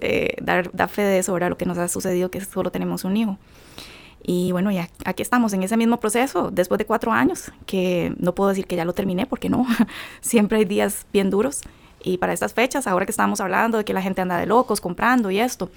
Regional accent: Costa Rica; soy de Costa Rica.

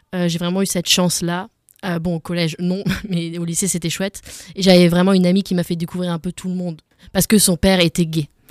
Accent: Alsace, Grand Est, France; je suis d'origine d'Alsace, mais j'ai beaucoup voyagé

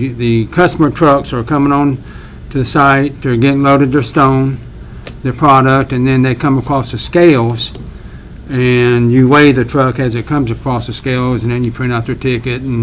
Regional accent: Gibsonville, North Carolina, United States; also born or lived in Greensboro, North Carolina; my grown-up days, the majority of those were spent in the Whissett and Gibsonville area. As a matter of fact, I graduated at Gibsonville High School

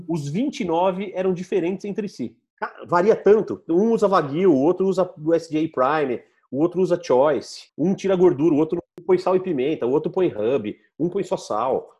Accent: São Carlos, São Paulo, Brazil; accent: caipira; Eu falo Arkansas mesmo, que eu sou caipira de São Carlos.

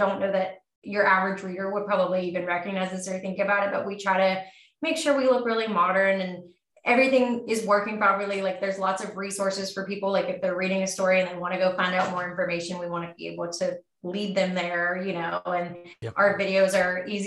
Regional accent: West Virginia, United States; moved away as an adult; also born or lived in Washington, D.C.; I'm from West Virginia

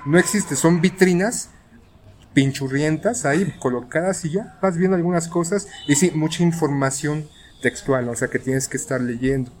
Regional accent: Mexico City, Mexico; somos defeños o antiguos defeños

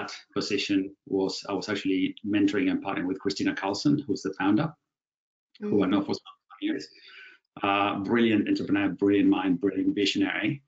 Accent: Buenos Aires, Argentina; I was born and bred in Buenos Aires, Argentina, from my mom who's English, dad who's from Venice in Italy.

